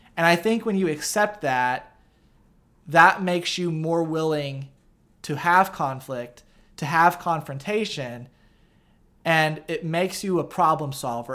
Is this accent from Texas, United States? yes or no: no; Effingham, Illinois, United States; also born or lived in St. Louis, Missouri; live part time in St. Louis and part time in Effingham, Illinois, where I'm from.